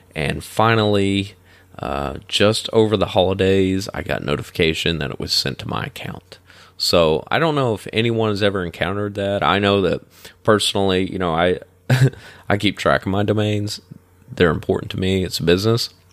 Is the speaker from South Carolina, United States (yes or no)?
no; northeastern Kentucky, United States; moved away as an adult; now in Florida, United States; my hometown's in northeastern Ken, uh, northeastern Kentucky